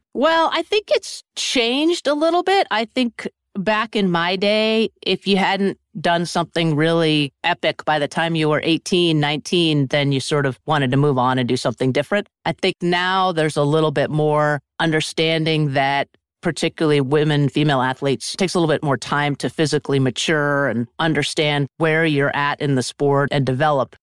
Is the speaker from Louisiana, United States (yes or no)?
no; Sugarbush, Vermont, United States; I grew up in a small ski area called Sugar Bush, Vermont